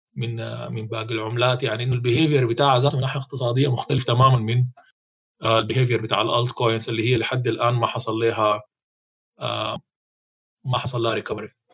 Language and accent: Arabic; Sudan; عندنا في السودان